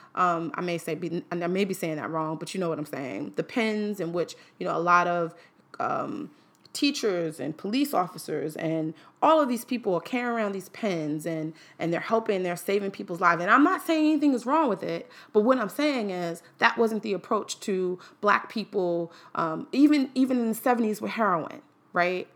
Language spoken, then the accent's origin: English; New York City, New York, United States; now in Washington, D.C., United States; I'm from Manhattan